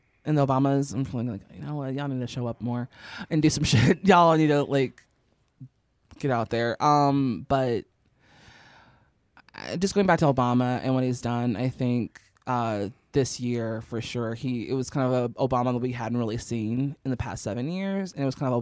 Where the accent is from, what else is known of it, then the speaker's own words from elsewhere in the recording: Chicago, Illinois, United States; we're from Chicago